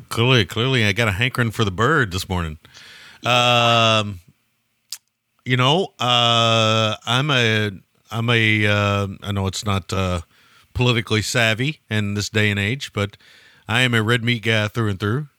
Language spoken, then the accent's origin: English; United States; I'm American.